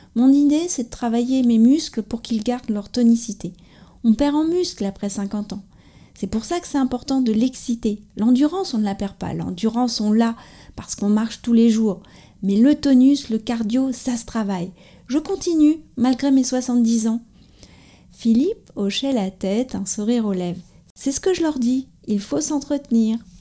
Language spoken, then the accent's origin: French; France; also born or lived in near Paris; je suis française J'habite près de Paris